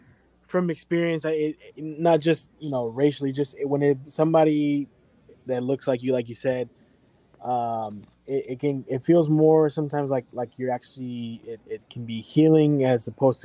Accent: Richmond, California, United States; I grew up in Richmond

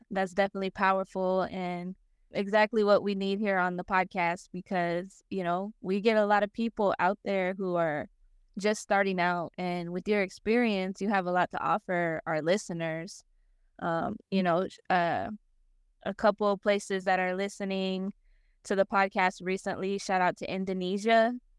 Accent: Las Vegas, Nevada, United States; born or raised there; moved away as an adult; also born or lived in Denver, Colorado; now in Arkansas, United States

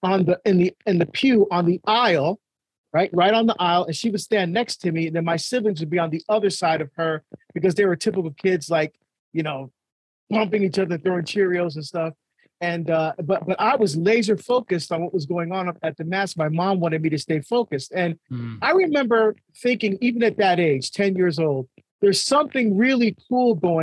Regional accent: Barbados; now in United States; I was born in Barbados in the West Indies, and we're first generation to come to the United States

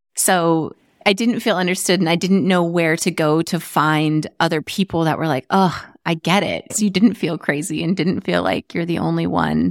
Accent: Arizona, United States; moved away as an adult; also born or lived in California; I grew up in Arizona

